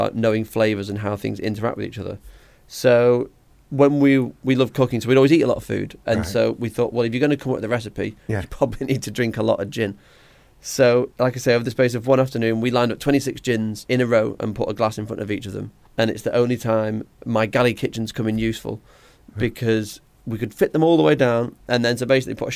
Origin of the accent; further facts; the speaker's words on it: Blackpool, North West England, United Kingdom; moved away as an adult; now in Manchester, United Kingdom; I grew up in Blackpool.